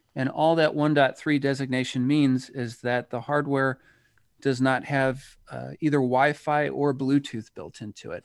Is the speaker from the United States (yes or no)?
yes; United States; people can probably tell from my accent that I, I'm from the United States